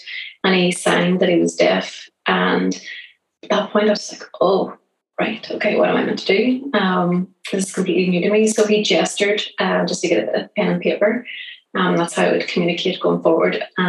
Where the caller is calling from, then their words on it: Belfast, Northern Ireland, United Kingdom; accent: Irish; I'm calling from Northern Ireland in a town called Belfast.